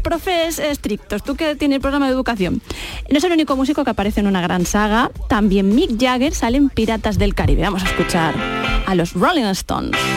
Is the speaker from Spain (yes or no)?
yes; Andalusia, Spain; como andaluces